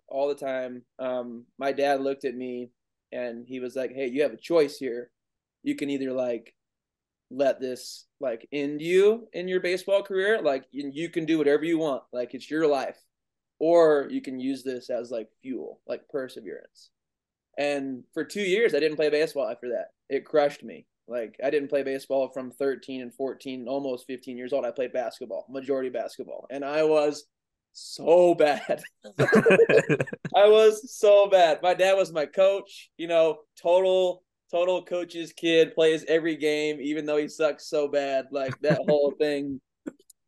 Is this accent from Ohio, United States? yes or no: no; Goldsboro, North Carolina, United States; also born or lived in Raleigh, North Carolina; I grew up in Goldsboro, North Carolina for 10 years. Lived with my grandparents, then moved to the big city of Raleigh, North Carolina